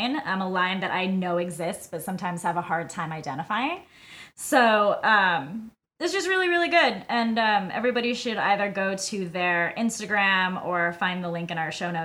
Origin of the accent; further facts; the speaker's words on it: Albany, New York, United States; the Pride in my hometown